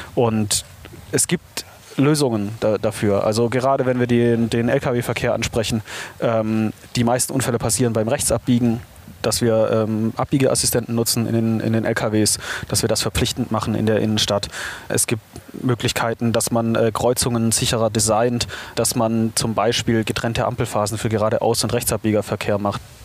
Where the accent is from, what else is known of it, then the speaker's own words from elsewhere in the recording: Reutlingen, Baden-Württemberg, Germany; moved away as an adult; now in Berlin, Germany; Ich bin, äh, ursprünglich aus Reutlingen. Das ist, äh, so eine halbe Stunde südlich von Stuttgart